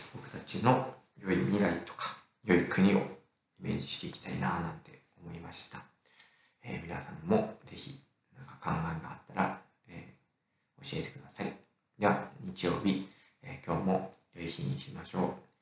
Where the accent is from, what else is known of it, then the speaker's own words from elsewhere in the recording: Nagano, Japan; 私の地元、 長野市